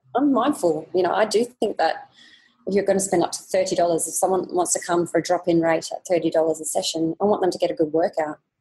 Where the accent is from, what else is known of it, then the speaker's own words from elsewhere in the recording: Australia; moved away as an adult; now in Singapore; the life that we had when we were growing up in Australia